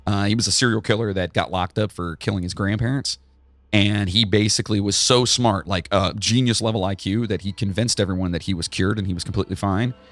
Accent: Charleston, West Virginia, United States; I was born in Charleston

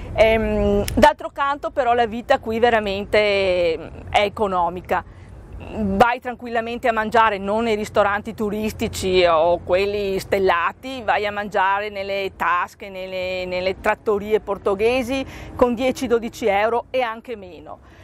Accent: Treviso, Veneto, Italy; accent: Venetian; moved away as an adult; now in Faro, Portugal; Come potete sentire dal mio accento, sono veneta, precisamente della, dalla bellissima città di Treviso

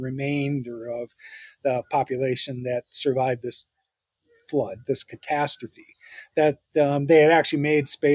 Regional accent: St. Paul, Minnesota, United States; I'm an American and I grew up in St. Paul. So yes, I'm a St. Paulite

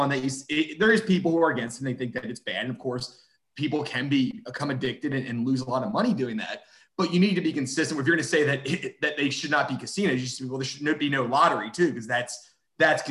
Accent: Pennsylvania, United States; moved away; I'm from Pennsylvania

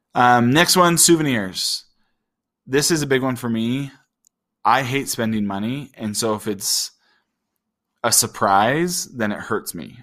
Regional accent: Utah, United States; I grew up in Utah

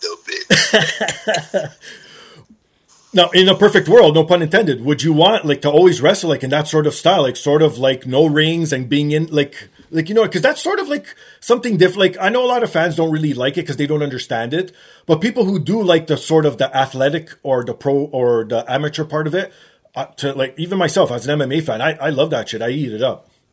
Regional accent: Canada; Growing up in Canada, you like you know we have more snow

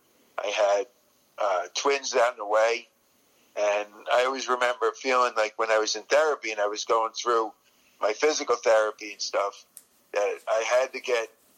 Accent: New Jersey, United States; I grew up in New Jersey.

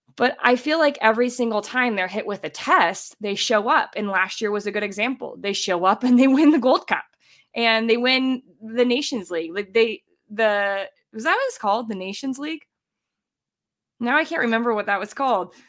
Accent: United States; also born or lived in Columbus, Ohio; now in Colorado, United States

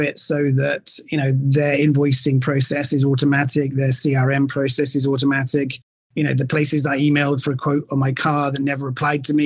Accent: England, United Kingdom; accent: English; now in Miami, United States; my English accent in Miami

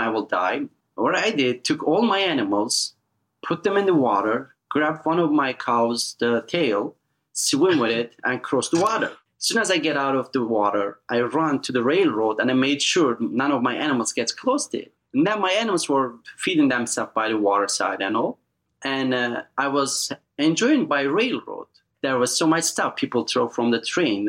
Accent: eastern Turkey, Erzincan, Turkey; English is a second language; moved away as an adult; also born or lived in Hamptons, New York; now in United States; we're all the way in eastern Turkey called little state Erzincan

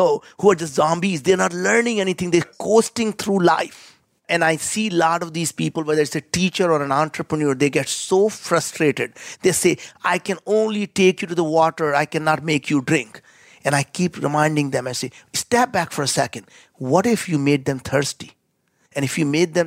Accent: India; as an Indian

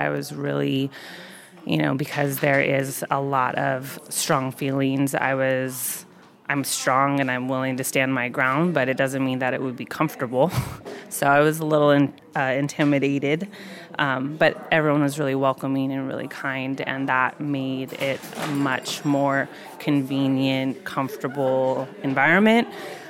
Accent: Oregon, United States; also born or lived in Hawaii; I am from the Pacific Northwest. I'm from Oregon, but I lived in Hawaii for about 12 years, and I'm recently back in the Northwest almost 2 years now.

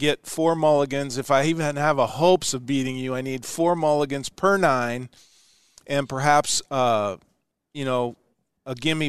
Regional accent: Ashland, Nebraska, United States; moved away; back when I was a young kid growing up in Ashland, Nebraska.

